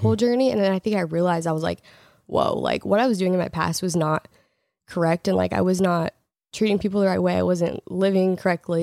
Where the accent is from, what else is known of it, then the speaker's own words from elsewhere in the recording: Portland, Oregon, United States; moved away; also born or lived in Los Angeles; we both lived in L A and I'm from Portland